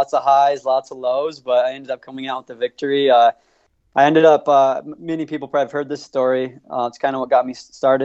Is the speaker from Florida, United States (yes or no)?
no; St. George, Utah, United States; I grew up in St. George, Utah, near Zion National Park